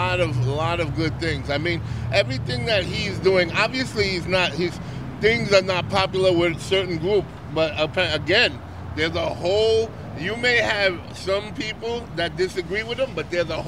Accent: New York, United States; No, I'm from New York, born and raised.

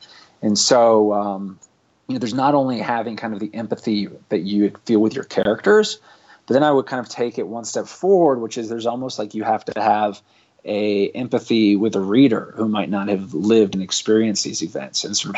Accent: London, United Kingdom; I think, you know, one layer is I grew up abroad in London.

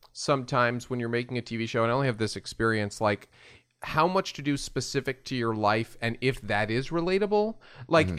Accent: New York, United States; I grew up in New York

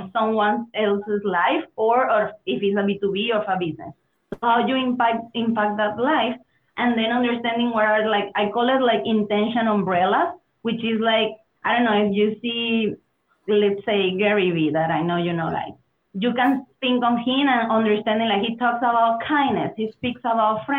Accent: Venezuela; English is a second language; moved away as an adult; also born or lived in Berlin, Germany / Mexico / Spain / United States; I'm originally from Venezuela.

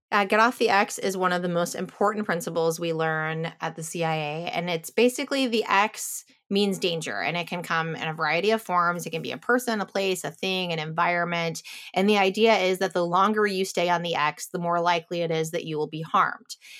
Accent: Chicago, Illinois, United States; I grew up in Chicago area with like cornfields

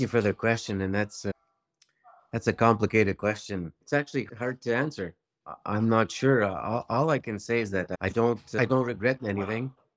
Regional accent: Maniwaki, Quebec, Canada; I come from Maniwaki, Quebec

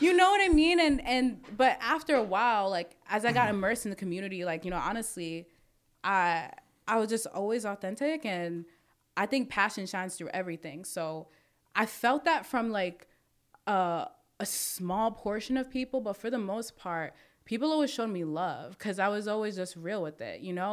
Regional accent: New York City, New York, United States; I'm from Brooklyn

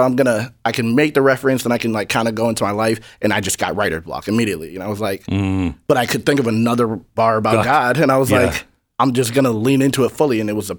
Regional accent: New Hampshire, United States; I'm from New Hampshire. It's 95% white. There's no real struggle.

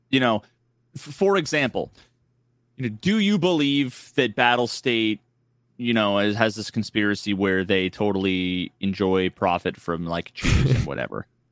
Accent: New England, United States; I grew up in New England

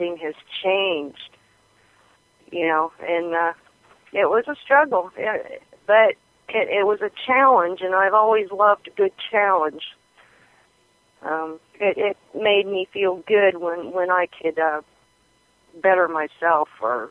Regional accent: Wyoming, United States; I grew up in Wyoming. I was born in 1956, and I grew up in Wyoming on a farm.

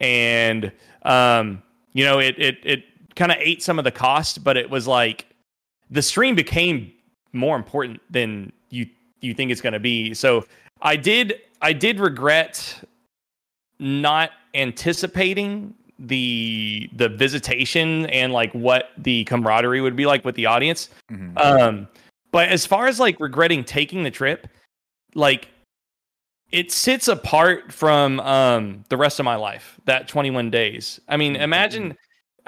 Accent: Dallas, United States; You got to understand, like I'm from Dallas. I'm from a town of 4,300 people.

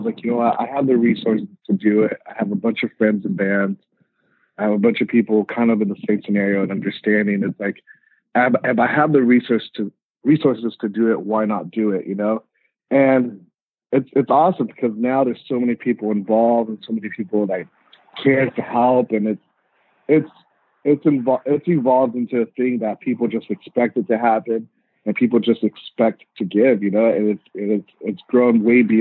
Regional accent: Riverside, California, United States; also born or lived in Montebello, California / Mexico; I grew up in Riverside

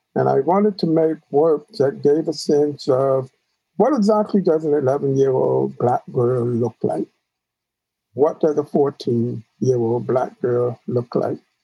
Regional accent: New York City, New York, United States; the church that I grew up in in Queens

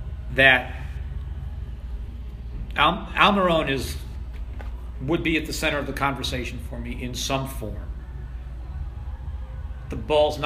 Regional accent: Washington, District of Columbia, United States; now in Philadelphia, United States; y'all can probably tell by my accent that I'm not a Philly native. But I grew up in D.C., watching D.C. United, in fact, for a long time.

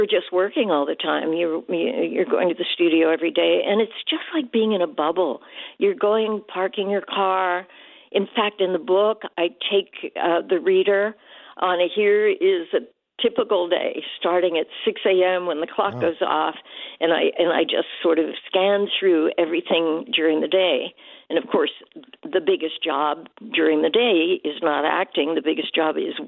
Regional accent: Pittsburgh, Pennsylvania, United States; moved away; I was from Pittsburgh

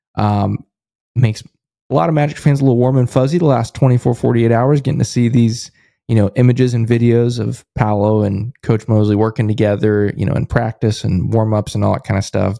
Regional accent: United States; I'm an American

